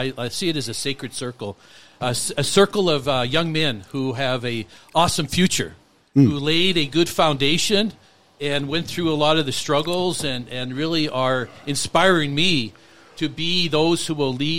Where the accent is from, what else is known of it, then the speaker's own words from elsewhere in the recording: Butte, Montana, United States; now in Billings, United States; I'm from Butte.